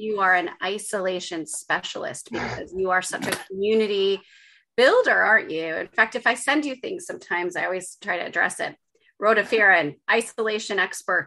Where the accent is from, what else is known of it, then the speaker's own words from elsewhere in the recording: Chicago, Illinois, United States; moved away as an adult; also born or lived in Los Angeles / Lithuania; now in Cumbria, United Kingdom; I grew up in Chicago